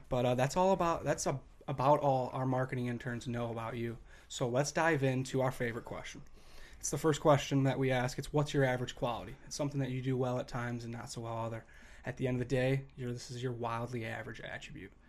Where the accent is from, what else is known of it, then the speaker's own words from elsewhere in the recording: Chicago, Illinois, United States; now in Minnesota, United States; I grew up in Chicago